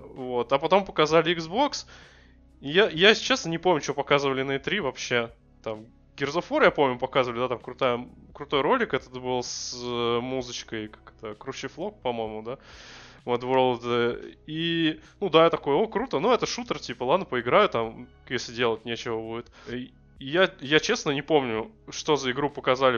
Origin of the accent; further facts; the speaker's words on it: Russia; мы из России